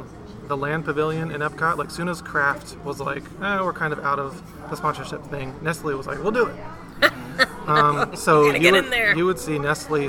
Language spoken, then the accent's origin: English; Delaware, United States; moved away as an adult; now in Orlando, United States; So I was born and raised in Delaware.